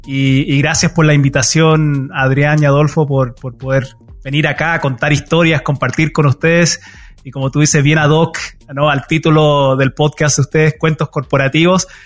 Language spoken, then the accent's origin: Spanish; Chile; now in United States; mi papá tomó una decisión igual bien difícil de, emigrar a los Estados Unidos. Nosotros originalmente somos de Chile